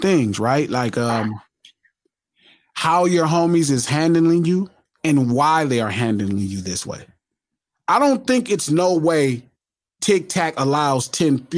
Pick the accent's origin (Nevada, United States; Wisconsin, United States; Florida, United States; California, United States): California, United States; Compton; also born or lived in Watts, Los Angeles; culturally I grew up in Compton and Watts pretty much as many days a week. So even though I grew up, you know, at my mom's house, we grew up in the Richland Farms